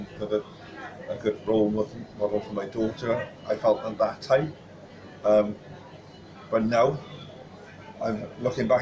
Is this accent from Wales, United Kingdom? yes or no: yes; Pontypridd, Wales, United Kingdom; I'm from Ponty. I'm originally from Pontypridd. But I was born in Roos, actually. Moved up to Pontypridd then